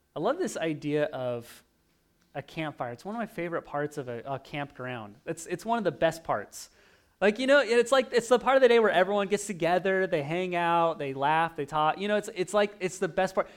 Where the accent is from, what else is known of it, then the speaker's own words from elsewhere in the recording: Oregon, United States; moved away; I grew up in Oregon